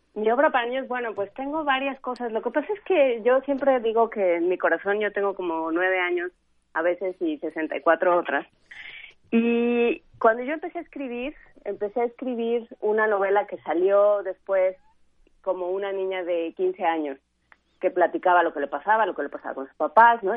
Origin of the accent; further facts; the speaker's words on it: Mexico City, Mexico; crecí, nací, crecí en Ciudad Universitaria